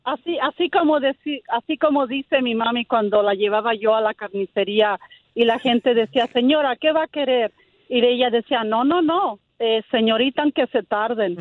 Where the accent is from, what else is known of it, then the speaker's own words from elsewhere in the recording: Mexico; now in Fresno, United States; venimos de México